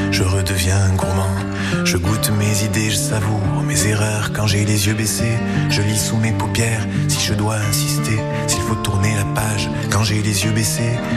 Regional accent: Toulouse, Occitania, France; Quand, quand je suis à Paris, on me dit quand même que j'ai l'accent, messieurs. Voilà, je suis je suis, quand même un toulousain

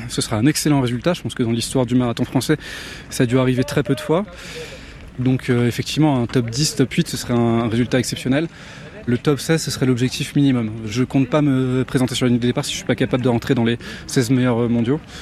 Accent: France; chez moi en France

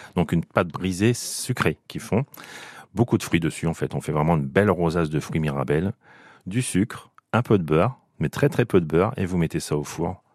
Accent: Picardy, Hauts-de-France, France; je suis picard

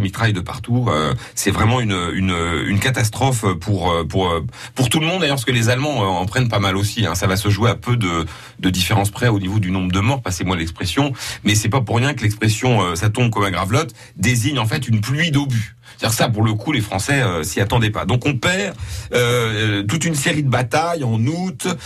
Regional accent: Lorraine, Grand Est, France; c'est plutôt par chez nous

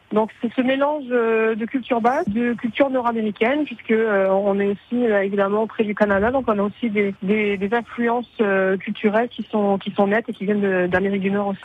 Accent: St. Pierre & Miquelon; also born or lived in Montreal; je suis née euh, un peu par hasard à Montréal, mais je suis issue de l'archipel de Saint-Pierre-et-Miquelon

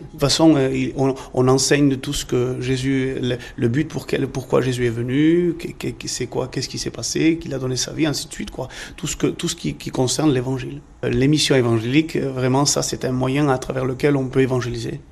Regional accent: Limoges, Nouvelle-Aquitaine, France; Limoges, moi je suis de Limoges

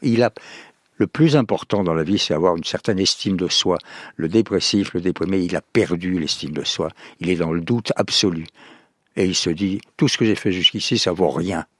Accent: Montauban, Occitania, France; le pays, ça serait le sud-ouest, ça serait mon pays natal

